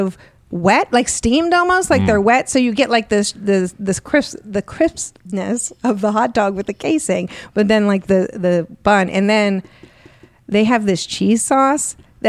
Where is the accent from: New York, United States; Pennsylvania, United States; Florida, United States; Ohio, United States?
Pennsylvania, United States; Pittsburgh; moved away; I'm from Pittsburgh.